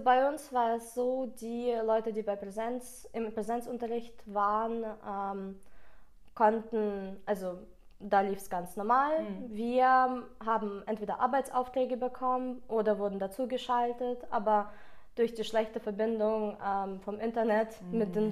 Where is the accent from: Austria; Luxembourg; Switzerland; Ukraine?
Ukraine; first language Russian; German is a second language; now in Germany; dadurch, dass ich aus der Ukraine komme, ist Russisch meine Muttersprache